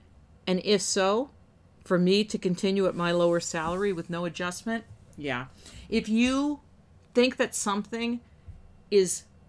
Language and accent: English; New Jersey, United States; I'm cynical. I'm from Northern New Jersey. That's not to say we're all cynical